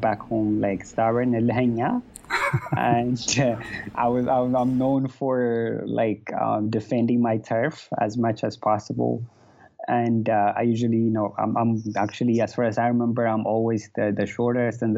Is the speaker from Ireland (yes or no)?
no; Addis Ababa, Ethiopia; I was raised in Addis, specifically around Bambi's area